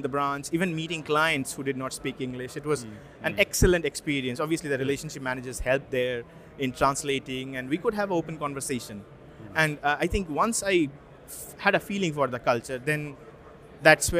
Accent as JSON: {"language": "English", "country": "India", "tie": "born or raised there", "also_born_or_lived": "Russia", "moved": "as an adult", "lives_now": "United Kingdom", "said": "I'm from India. So I spent most of my, until my 20s in India"}